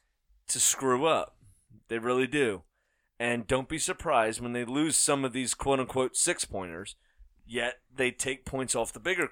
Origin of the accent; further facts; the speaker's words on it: Ireland; I'm Irish, it's okay.